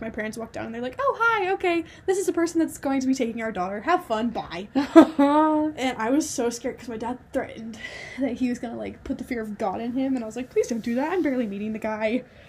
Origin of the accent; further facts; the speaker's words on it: New Mexico, United States; moved away; I'm originally from New Mexico